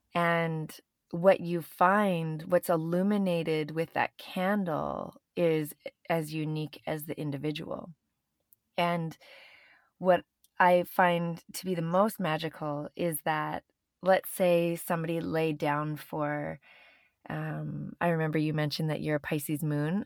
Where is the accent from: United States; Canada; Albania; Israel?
Canada; moved away; also born or lived in Venice; I'm Canadian